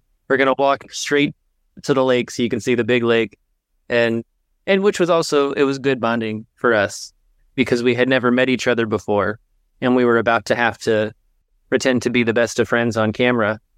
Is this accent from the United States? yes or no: yes; Indiana, United States; moved away as an adult; also born or lived in Texas; now in Michigan, United States; originally I'm from Texas, but then I grew up, did most of my growing up in Indiana